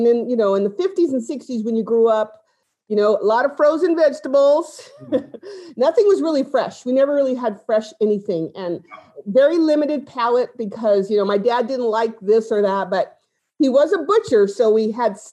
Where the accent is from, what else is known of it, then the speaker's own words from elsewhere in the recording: Los Angeles, California, United States; I was born and raised in East